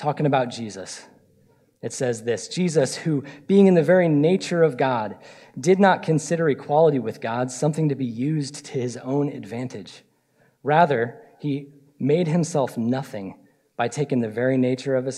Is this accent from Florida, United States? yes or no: yes; Florida, United States; I'm from Florida